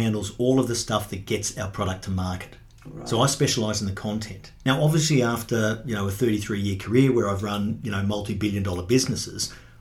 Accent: Sydney, New South Wales, Australia; moved away as an adult; now in Brisbane, Australia; I was brought up in Sydney

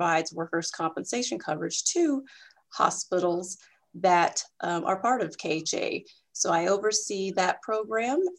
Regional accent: Kansas City, Kansas, United States; I am originally from Kansas City, Kansas, the Kansas side, born and raised. So I am a Wyandotte County girl

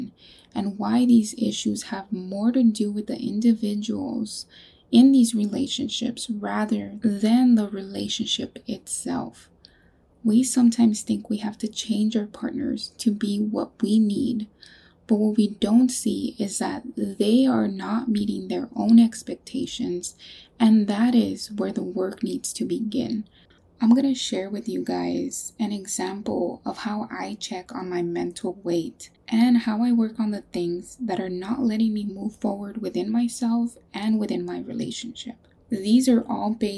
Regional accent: California, United States; now in North Carolina, United States; We're from California.

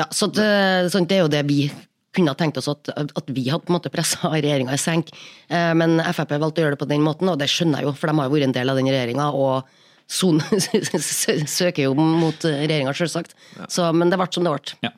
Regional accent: Trøndelag, Norway; Trøndelag, der jeg kommer fra

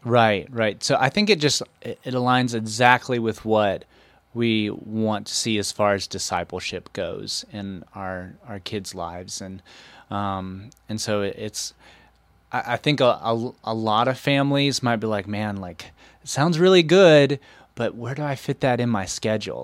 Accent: Waynesville, North Carolina, United States; born and raised in Waynesville

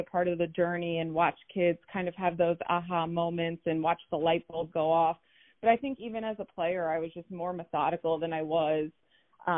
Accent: Plainview, New York, United States; I grew up in Plainview, so I played in some local leagues, the PAL, small towns on Long Island

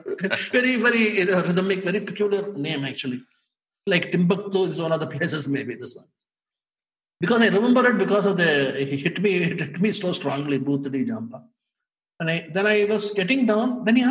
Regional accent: India; main to Indian ho yaar.

